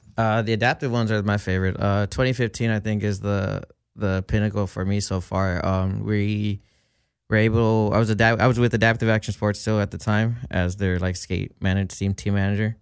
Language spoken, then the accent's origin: English; Downey, California, United States; also born or lived in Lynwood; I grew up in Downey.